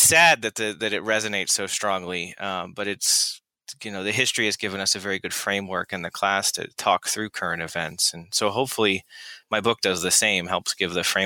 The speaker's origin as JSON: {"language": "English", "region": "Florida", "country": "United States", "tie": "born or raised there", "said": "I grew up in Florida"}